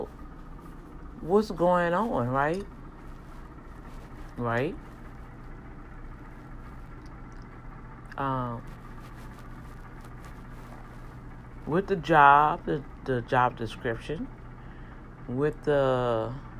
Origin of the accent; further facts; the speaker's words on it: Louisiana, United States; accent: Cajun; my accent gonna sound like that because I'm from Louisiana and I do have an accent